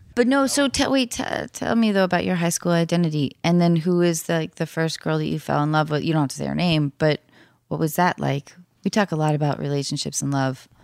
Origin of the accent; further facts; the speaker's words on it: Edmonds, Washington, United States; moved away; North of Seattle in Edmonds